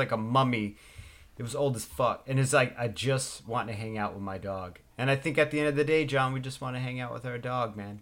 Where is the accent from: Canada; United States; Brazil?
United States; West Coast; I grew up on the West Coast, loving the East Coast